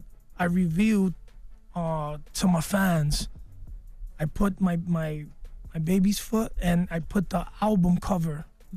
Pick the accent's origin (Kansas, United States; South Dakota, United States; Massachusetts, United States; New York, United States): New York, United States; New York City; my mother's Puerto Rican, my dad is Dominican, and I was born and raised in the Bronx.